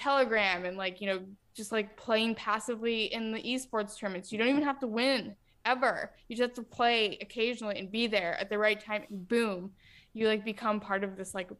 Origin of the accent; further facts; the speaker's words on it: Ohio, United States; I'm from Ohio